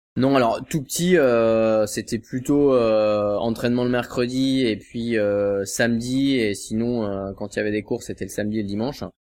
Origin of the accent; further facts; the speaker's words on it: Cancale, Brittany, France; je suis de, je suis de Cancale en fait, à côté de Saint-Malo